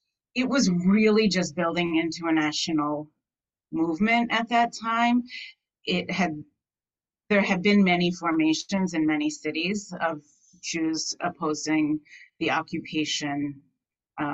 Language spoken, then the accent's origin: English; Amherst, Massachusetts, United States; I grew up in Amherst, Massachusetts